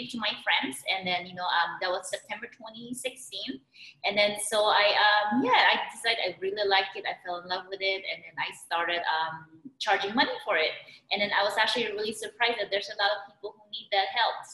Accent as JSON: {"language": "English", "country": "Philippines", "tie": "born or raised there", "moved": "as an adult", "lives_now": "United States", "said": "I was born and raised in the Philippines"}